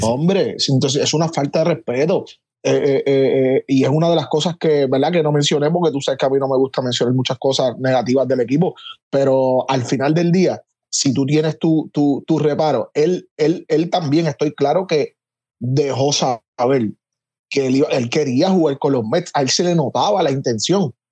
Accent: Puerto Rico; como puertorriqueño

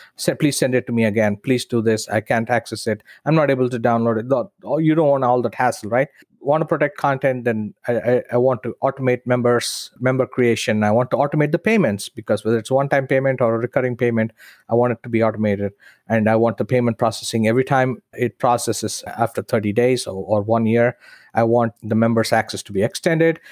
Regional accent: India; moved away as an adult; in India, in my hometown

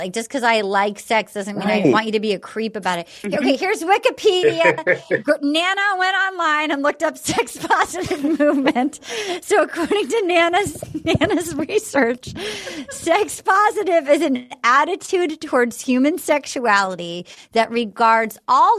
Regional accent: New England, United States; it's the opposite of how I was raised in New England

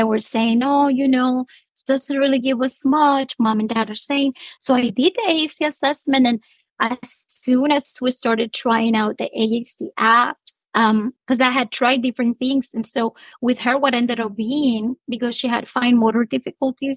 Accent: Honduras; now in United States; I'm originally from Honduras

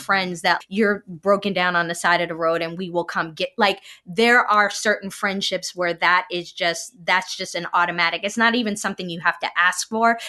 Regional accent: New York City, New York, United States; I'm from Brooklyn

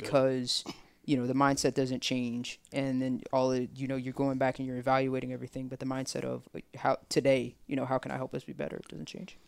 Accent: Tuscaloosa, Alabama, United States; I'm from Tuscaloosa

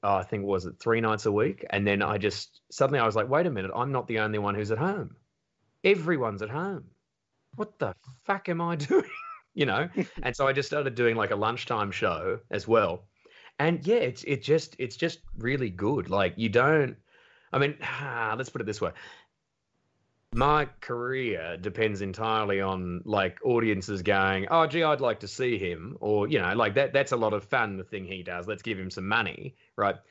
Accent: Australia; I'm like, "Australia."

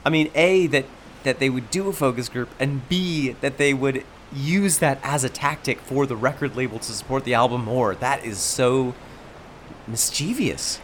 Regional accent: upstate New York, United States; born or raised there

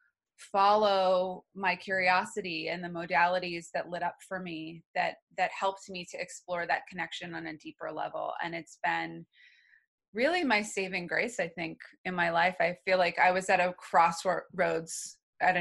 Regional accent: New Hampshire, United States; I grew up in New Hampshire.

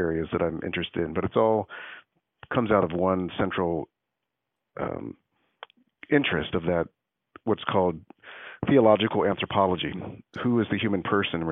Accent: Baltimore, Maryland, United States; I was born and raised in Baltimore, Maryland

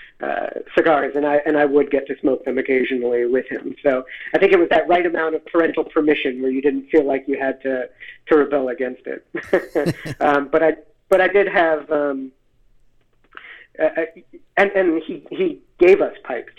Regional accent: Philadelphia, Pennsylvania, United States; also born or lived in Seattle, Washington; I was born in Seattle, lived there till I was six, and then I grew up in Philadelphia after

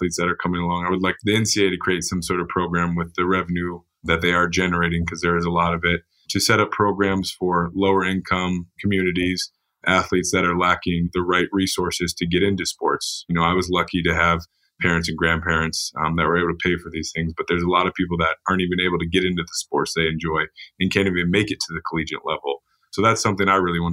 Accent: Cedar Rapids, Iowa, United States; moved away as an adult; now in Pullman, United States; I'm originally from Cedar Rapids, Iowa, and found my way over to Pullman, Washington because of sports

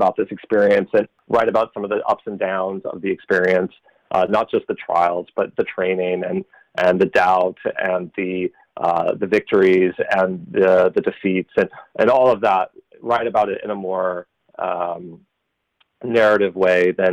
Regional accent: Nebraska, United States; moved away as an adult; now in Canada; I'm from Nebraska originally. I moved here in 2005, and I became a citizen in 2015.

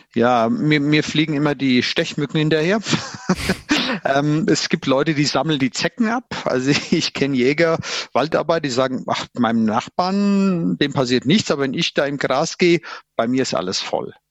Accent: near Limburg an der Lahn, Central Hesse, Germany; now in Bavaria, Germany; bin aus Mittelhessen, aus der Nähe von Limburg an der Lahn, Frankfurt und wir hatten früher immer Schnee und Winter und Eis

